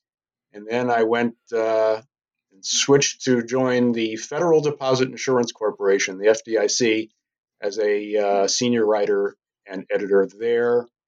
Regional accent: Scranton, Pennsylvania, United States; from Scranton, PA.

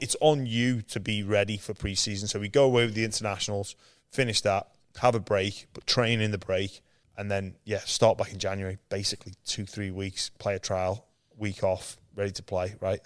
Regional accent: England, United Kingdom; moved away as an adult; when I was growing up in England

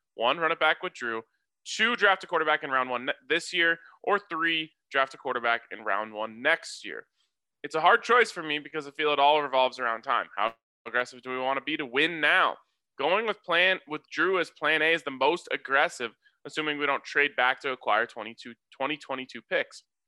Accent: Colorado, United States; my hometown and Boulder

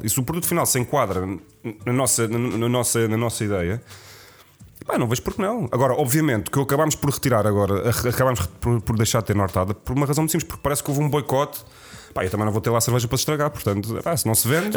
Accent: Lisbon, Portugal; Eu, como Lisboeta

